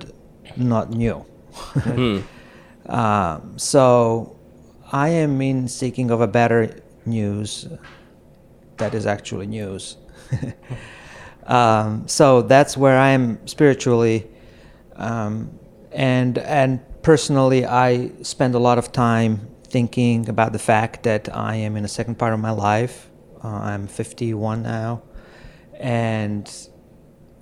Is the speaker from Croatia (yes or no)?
yes; Croatia; moved away as an adult; also born or lived in California; now in New York City, United States; I'm originally from Croatia. I came to the United States to the seminary and finished my graduate school here